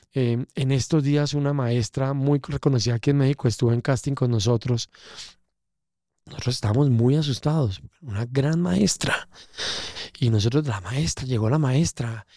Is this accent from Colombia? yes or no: yes; Eje Cafetero, Colombia; born or raised there; also born or lived in Bogotá, Colombia